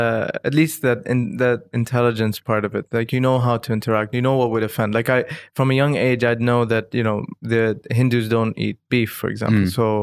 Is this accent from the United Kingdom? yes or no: no; Dubai, United Arab Emirates; And growing up in Dubai aside these different nationalities, speaking Arabic, speaking English, being exposed to different nationalities